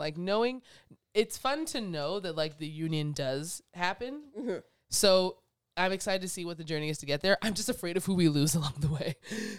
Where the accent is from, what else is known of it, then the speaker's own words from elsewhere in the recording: Canada; And so my dad being Jamaican, I heard about Marcus Garvey, grew up here with Marcus Garvey like my whole life.